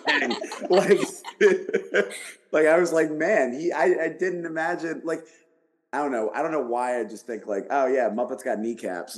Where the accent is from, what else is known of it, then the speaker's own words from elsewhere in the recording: Philadelphia, Pennsylvania, United States; moved away; I'm from Philadelphia originally